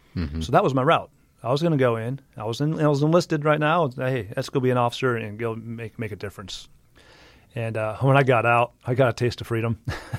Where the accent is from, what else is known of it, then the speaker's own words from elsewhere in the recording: Midwest, United States; grew up in the Midwest. {S1} I grew up, I was landlocked. there was a lake.